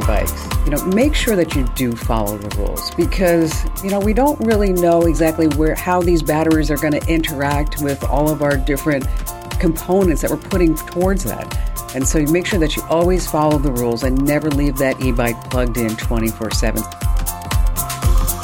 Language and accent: English; New Jersey, United States; I'm from New Jersey.